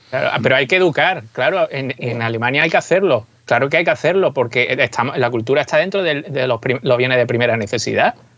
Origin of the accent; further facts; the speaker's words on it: Málaga area, Andalusia, Spain; mi tierra, de, la zona de Málaga, por aquí